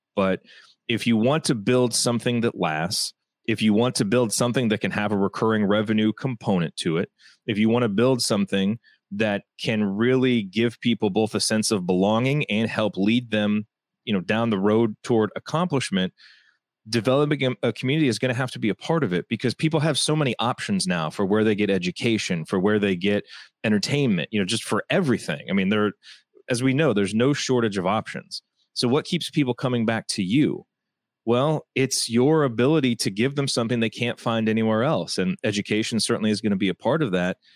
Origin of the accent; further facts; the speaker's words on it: Indiana, United States; I grew up in Indiana